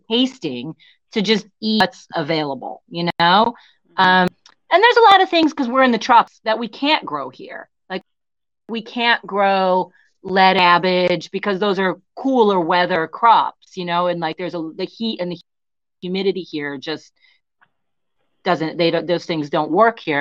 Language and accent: English; United States; moved away; I'm American